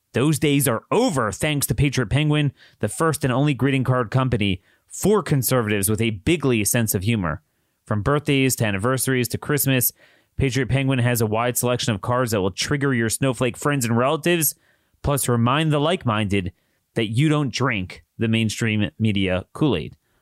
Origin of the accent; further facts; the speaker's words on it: Maryland, United States; My home state has ninety-seven percent compliance in Maryland